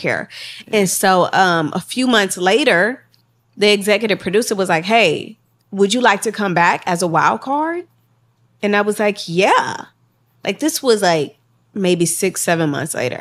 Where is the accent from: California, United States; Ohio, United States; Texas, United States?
Texas, United States; Houston; also born or lived in Los Angeles; we was both from Texas. She was from Austin. I was, I'm from Houston